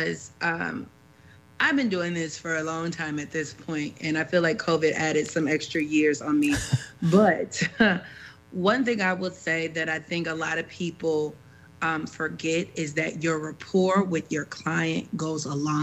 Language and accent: English; Chicago, Illinois, United States; we're from Chicago